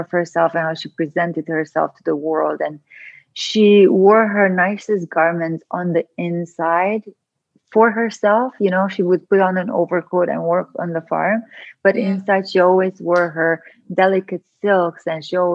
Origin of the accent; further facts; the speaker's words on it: Transylvania, Romania; moved away; where I grew up in Transylvania, Romania. And I actually grew up on a farm in a communist country